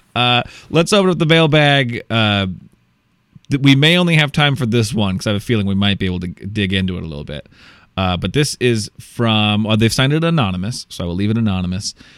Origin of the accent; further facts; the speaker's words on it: Iowa, United States; I'm from Iowa. It's my home.